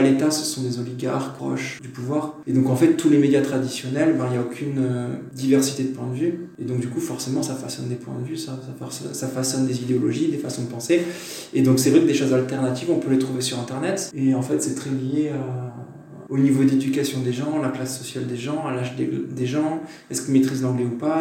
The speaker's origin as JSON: {"language": "French", "country": "France", "moved": "yes", "lives_now": "Hungary", "said": "On est plus on est français, c'est clair. On est intégré mais étranger."}